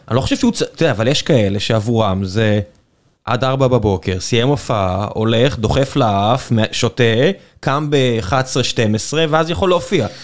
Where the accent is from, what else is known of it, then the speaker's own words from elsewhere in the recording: Beersheba, Southern District, Israel; כבאר שבעי זה מה שאני מכיר מגיל נורא נורא נורא צעיר